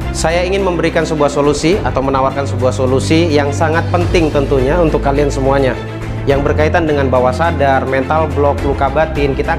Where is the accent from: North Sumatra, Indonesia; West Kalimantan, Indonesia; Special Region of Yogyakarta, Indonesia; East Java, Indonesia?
West Kalimantan, Indonesia; Pontianak; Saya asal Pontianak Salah satu profesi saya adalah Youtuber